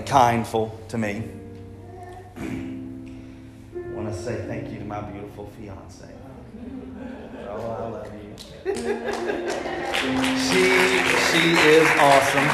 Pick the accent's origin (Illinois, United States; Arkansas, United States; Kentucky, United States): Arkansas, United States; also born or lived in Germany / Louisiana / Wynne, Arkansas / Jonesboro, Arkansas; I was born in Germany. I was raised pretty much in Arkansas